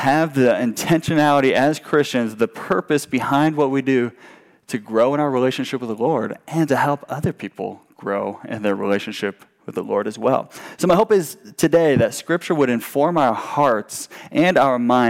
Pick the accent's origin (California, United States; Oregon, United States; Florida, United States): California, United States; Southern; growing up in Southern California meant that the beach was my backyard